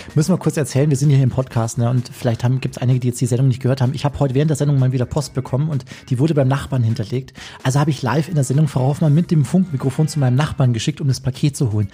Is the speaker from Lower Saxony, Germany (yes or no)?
no; Chiemgau, Bavaria, Germany; in den äh, schönen Chiemgau, in meine Heimat